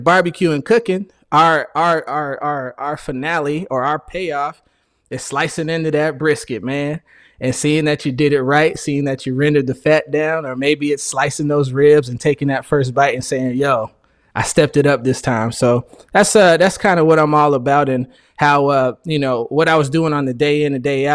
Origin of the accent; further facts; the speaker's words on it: Phoenix, Arizona, United States; I'm from Phoenix, Arizona